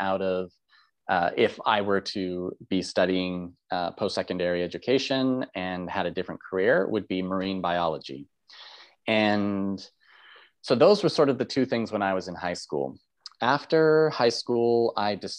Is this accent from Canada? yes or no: yes; Canada; I'm a Canadian